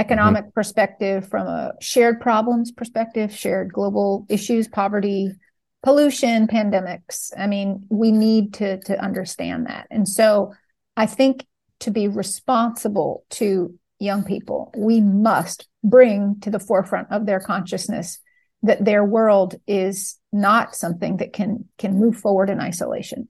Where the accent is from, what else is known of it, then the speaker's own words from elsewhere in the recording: New York, United States; I'm from New York